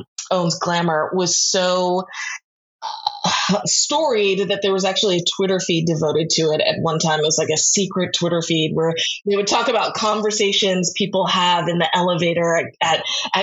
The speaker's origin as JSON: {"language": "English", "region": "New York", "country": "United States", "said": "as a New Yorker"}